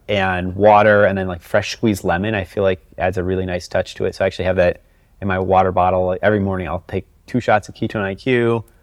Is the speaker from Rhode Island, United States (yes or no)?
no; Chicago, Illinois, United States; growing up in Chicago in the nineties